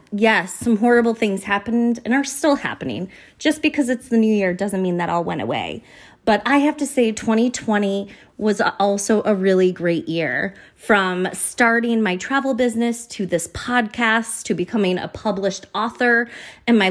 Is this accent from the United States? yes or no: yes; United States; I am from America